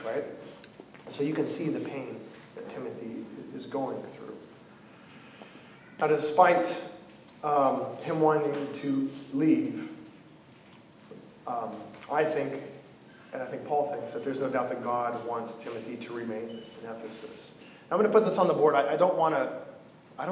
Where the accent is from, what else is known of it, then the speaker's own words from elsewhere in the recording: Oregon, United States; I'm from Oregon